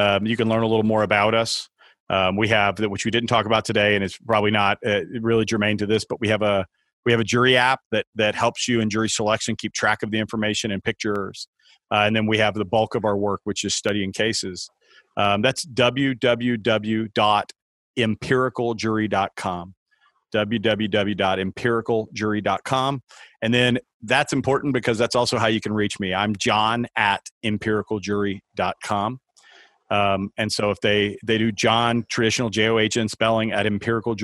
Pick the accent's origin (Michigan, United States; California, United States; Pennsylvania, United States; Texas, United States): Texas, United States; moved away; my mom still lives in Dallas. I was born and raised in Texas